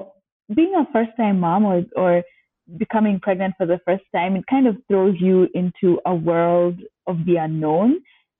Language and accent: English; Kenya; also born or lived in United States; as a Kenyan living in the US